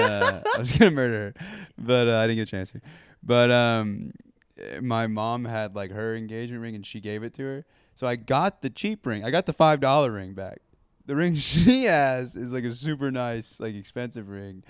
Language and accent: English; Texas, United States; moved away as an adult; now in Austin, United States; my hometown is about an hour fifteen from here, and it's about an oh. hour and a half from Houston